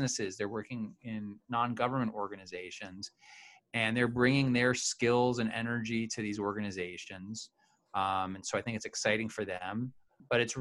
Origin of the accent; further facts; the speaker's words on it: New York City, New York, United States; I grew up in New York City, which was a place that, you know, was pretty segregated when I was growing up in a lot of ways